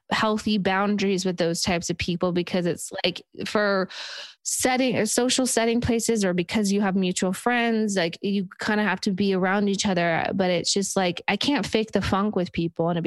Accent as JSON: {"language": "English", "region": "New York", "country": "United States", "said": "I'm from New York, so I'm very loud and I make sure I'm heard all the time."}